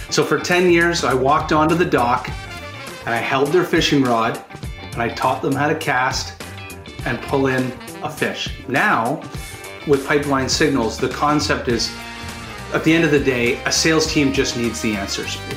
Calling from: Toronto, Ontario, Canada; I'm joining us from Toronto, Canada.

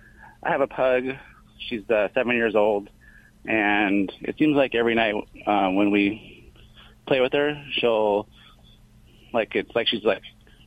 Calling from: Lake Forest, California, United States; From Lake Forest, California.

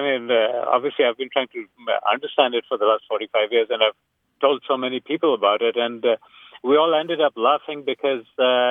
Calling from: Dallas-Fort Worth area, Texas, United States; also born or lived in England; I'm calling from the Dallas-Fort Worth area

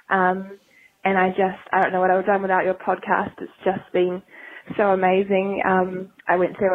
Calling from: New Zealand; I'm calling from New Zealand.

